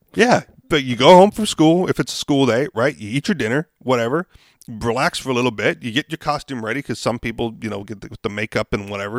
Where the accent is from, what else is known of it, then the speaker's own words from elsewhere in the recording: Hawaii, United States; I grew up in Hawaii